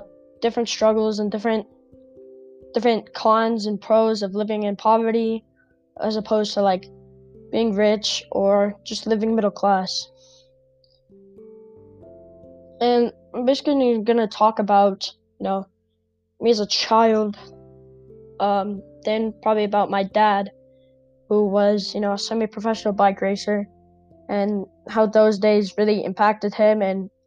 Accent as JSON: {"language": "English", "town": "Albuquerque", "region": "New Mexico", "country": "United States", "tie": "born or raised there", "said": "I live in Albuquerque, New Mexico. And I think growing up in Albuquerque"}